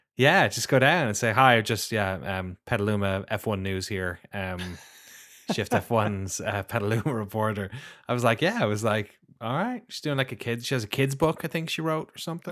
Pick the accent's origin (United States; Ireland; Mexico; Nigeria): Ireland; Growing up in Ireland and having like being exposed to a lot of BBC